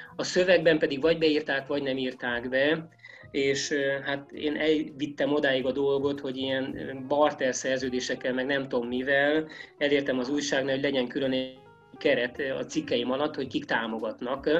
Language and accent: Hungarian; Great Hungarian Plain, Hungary; ezek a hullámos terepek ugye kinyírtak, mint alföldi gyereket